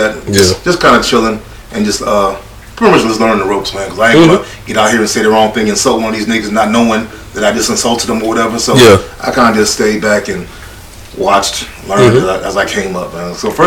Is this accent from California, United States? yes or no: no; Tennessee, United States; born or raised there; also born or lived in Orlando, Florida; now in Fayetteville, United States